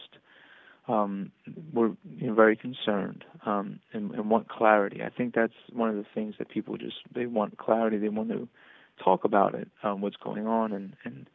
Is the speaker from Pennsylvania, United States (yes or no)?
yes; Philadelphia, Pennsylvania, United States; also born or lived in College Station, Texas; now in Arlington, United States; I'm from Philadelphia originally